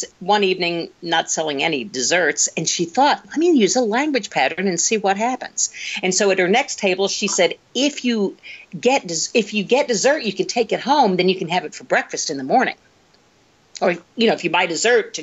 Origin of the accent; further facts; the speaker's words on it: Oklahoma, United States; moved away; I'm from Oklahoma originally.